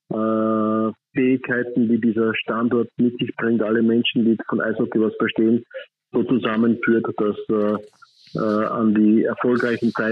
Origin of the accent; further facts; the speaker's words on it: Upper Austria, Austria; meine Landeshauptstadt äh, als Oberösterreicher.